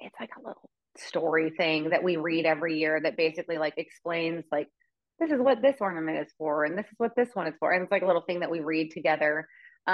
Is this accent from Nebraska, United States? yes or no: no; Amarillo, Texas, United States; I grew up in Amarillo, Texas